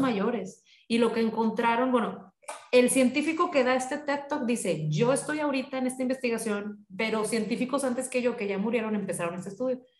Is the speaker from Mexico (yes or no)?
yes; Monterrey, Nuevo León, Mexico; yo soy de aquí de Monterrey